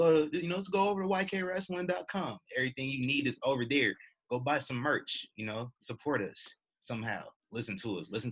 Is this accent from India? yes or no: no; United States; That's why this is really the first time in my life I'm mad that I'm American.